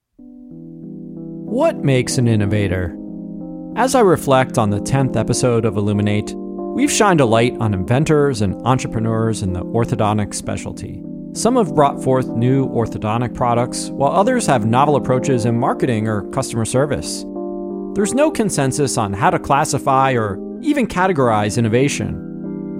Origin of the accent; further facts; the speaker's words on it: New Jersey, United States; also born or lived in Cleveland, Ohio; now in Florida, United States; being born in Cleveland, raised in New Jersey and now living in, in Florida